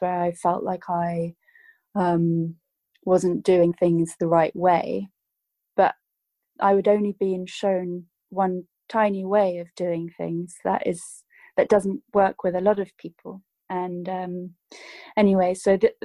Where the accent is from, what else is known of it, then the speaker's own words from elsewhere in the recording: United Kingdom; I grew up in the United Kingdom